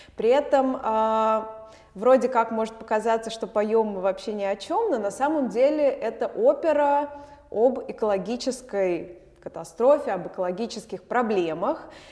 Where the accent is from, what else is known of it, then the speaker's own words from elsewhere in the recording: Moscow, Russia; moved away as an adult; now in Vilnius, Lithuania; я родилась в Москве, в Москве я училась